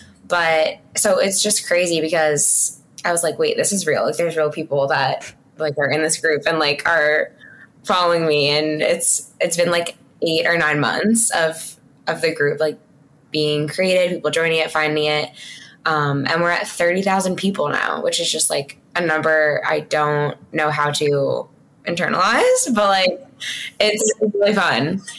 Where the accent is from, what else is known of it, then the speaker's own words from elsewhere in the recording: New York, United States; also born or lived in Delaware; so I'm from New York though. So I moved home like everybody else and with my parents